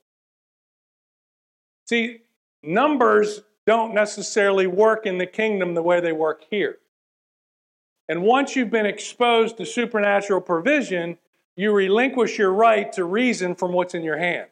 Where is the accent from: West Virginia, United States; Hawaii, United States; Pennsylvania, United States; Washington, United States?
West Virginia, United States; I'm from West Virginia.